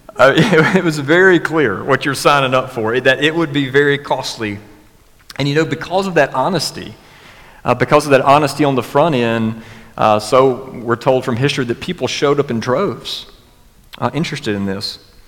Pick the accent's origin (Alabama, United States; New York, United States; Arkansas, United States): Alabama, United States; West; growing up in West Alabama